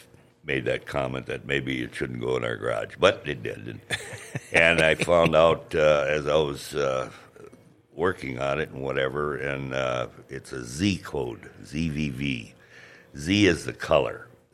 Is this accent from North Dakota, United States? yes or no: yes; Grand Forks, North Dakota, United States; also born or lived in Warsaw; I'm from Grand Forks originally. And actually, I was born in Warsaw. But I went to school here at St. James and St. Mary's